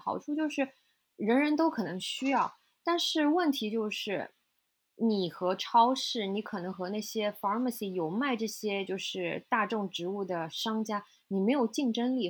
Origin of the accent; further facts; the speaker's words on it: China; now in New York, United States; 因为我是中国人嘛。所以就是，其实我们中国是有很多很多又好又便宜的渠道的。